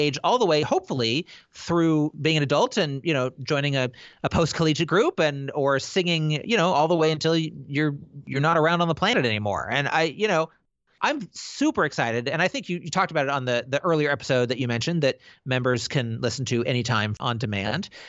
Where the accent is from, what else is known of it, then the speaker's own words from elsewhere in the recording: Pacific Northwest, United States; I'm from the Pacific Northwest